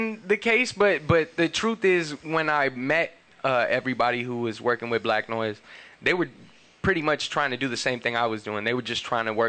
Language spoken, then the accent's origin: English; Los Angeles, California, United States; I'm from West Los Angeles, born and raised.